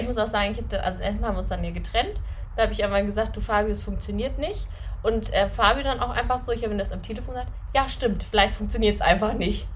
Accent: Northern Germany, Germany; accent: Hochdeutsch; moved away as an adult; now in Austria; ich komme ja aus Norddeutschland, also Hochdeutsch

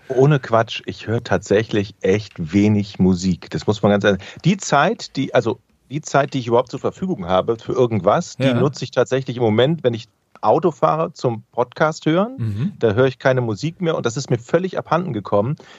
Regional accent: Düsseldorf, North Rhine-Westphalia, Germany; now in Hamburg, Germany; in meiner Heimatstadt Düsseldorf

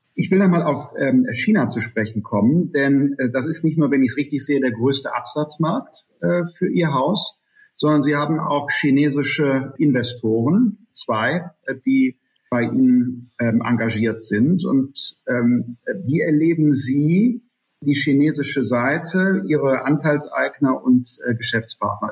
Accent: Germany; in unserem Land

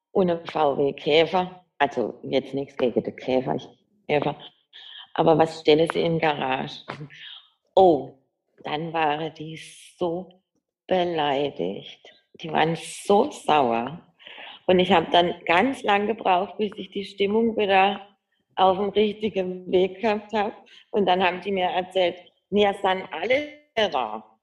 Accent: Baden-Württemberg, Germany; accent: Badisch; ich kann jetzt Schwäbisch leider, ich spreche ja Badisch, wie man hört, also Hochdeutsch kann ich nicht.

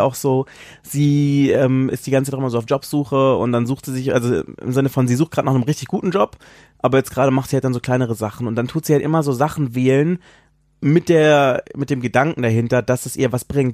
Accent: Southern Germany, Germany; moved away as an adult; also born or lived in Baden-Baden; now in Berlin, Germany; ich komme ja ursprünglich aus Süddeutschland

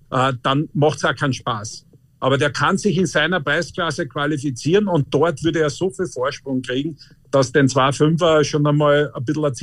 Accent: Annenheim, Carinthia, Austria; meine Heimat ist halt da unten, ja

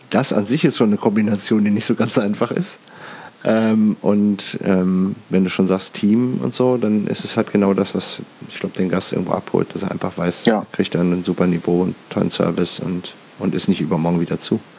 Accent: Berlin, Germany; so als Berliner musst du das ja schon wissen irgendwie.

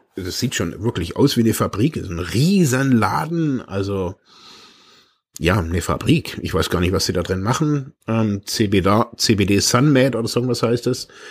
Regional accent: Germany; bin aus Deutschland

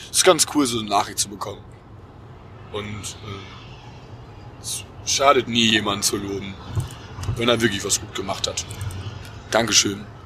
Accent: Cologne, North Rhine-Westphalia, Germany; wir natürlich als Kölner Jungen.

